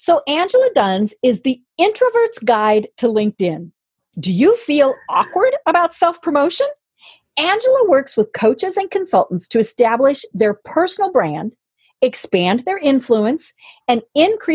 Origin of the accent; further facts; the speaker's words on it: Colorado, United States; moved away as an adult; now in Atlanta, United States; I grew up in Colorado